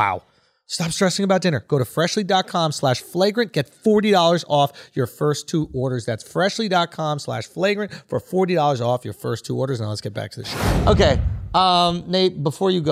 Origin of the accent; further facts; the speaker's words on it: New York, United States; I'm from New York. Where would I golf?